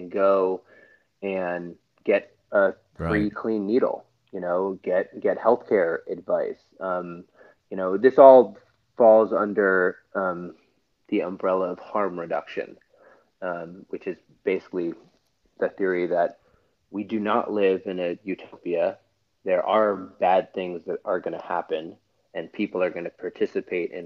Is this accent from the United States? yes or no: yes; Scarsdale, New York, United States; So I am originally from New York. I'm from Scarsdale, New York